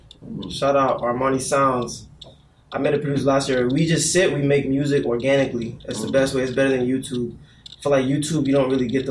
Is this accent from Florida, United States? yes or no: yes; Florida, United States; also born or lived in Boston, Massachusetts, United States; I was born in Boston, but I came down to Florida when I was 3 because my mom wanted to get away from the cold to the hot